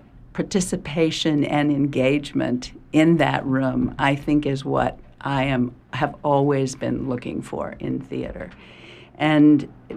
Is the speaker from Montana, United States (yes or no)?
no; Texas, United States; also born or lived in Oklahoma; I grew up in Texas and Oklahoma, and I grew up in a really large extended family. There were 21 great aunts and uncles in my family, in rural Texas